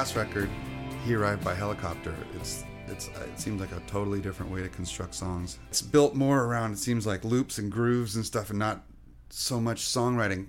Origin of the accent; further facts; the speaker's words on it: Orange County, California, United States; English is a second language; also born or lived in France; I grew up in Orange County